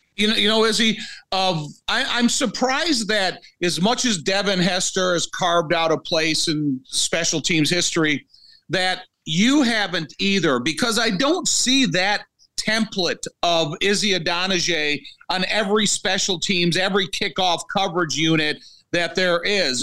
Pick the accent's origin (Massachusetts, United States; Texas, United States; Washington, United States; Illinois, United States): Illinois, United States; Joliet; I'm born and raised in Joliet, I've been here my whole life